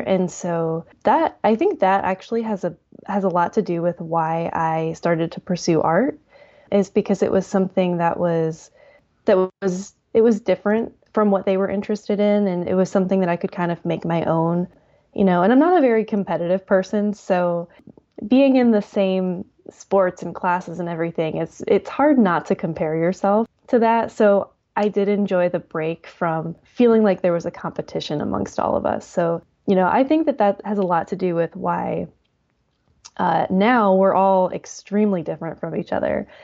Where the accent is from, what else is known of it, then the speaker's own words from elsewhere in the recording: Hartville, Ohio, United States; I grew up in Northeast Ohio, a little town called Hartville